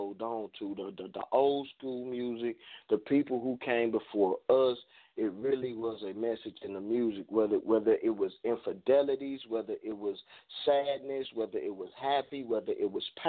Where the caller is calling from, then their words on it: Nashville, Tennessee, United States; I'm calling from Nashville, Tennessee this morning